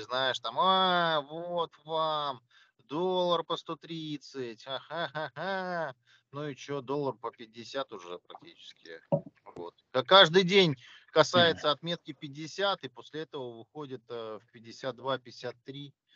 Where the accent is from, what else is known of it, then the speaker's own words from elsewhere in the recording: Russia; я из России